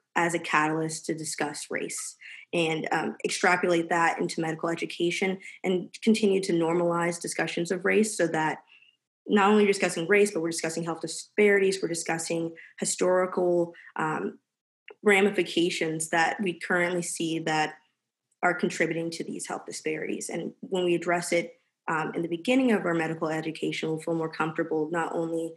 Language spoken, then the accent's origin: English; Fayetteville, North Carolina, United States; also born or lived in Research Triangle, North Carolina; I'm from Fayetteville, North Carolina.